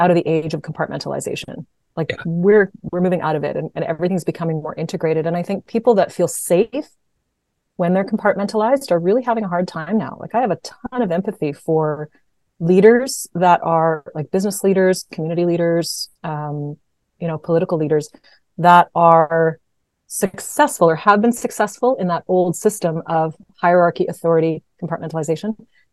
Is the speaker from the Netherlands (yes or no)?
no; Canada